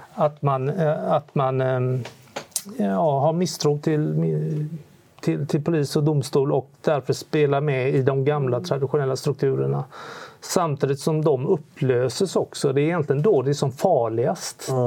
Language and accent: Swedish; Sweden; vi svenskar